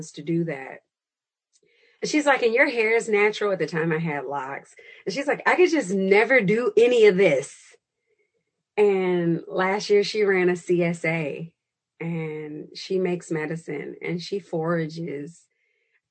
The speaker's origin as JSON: {"language": "English", "town": "Chicago", "region": "Illinois", "country": "United States", "said": "I am from Chicago"}